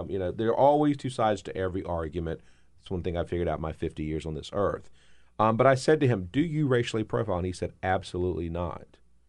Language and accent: English; South Carolina, United States; accent: Southern; I'm from South Carolina.